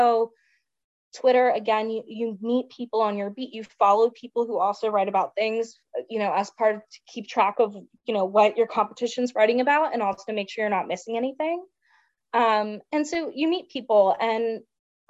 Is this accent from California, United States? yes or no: no; Salisbury, Maryland, United States; moved away as an adult; also born or lived in Washington, D.C.; if I was living in my hometown of Salisbury, Maryland